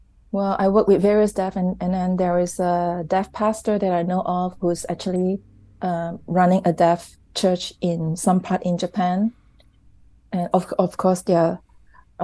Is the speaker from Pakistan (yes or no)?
no; Malaysia; so they live in Malaysia and I'm Malaysian